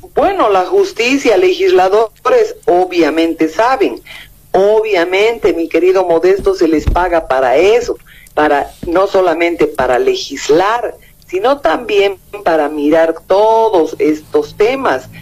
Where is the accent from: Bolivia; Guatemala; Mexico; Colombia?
Bolivia; como bolivianos